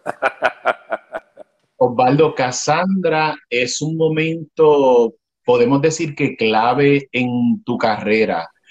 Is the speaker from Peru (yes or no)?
no; Puerto Rico; como puertorriqueño, ahora te hablo como puertorriqueño